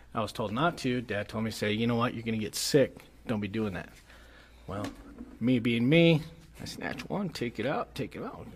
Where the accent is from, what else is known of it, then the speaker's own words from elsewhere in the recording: United States; I was from the United States and I was bilingual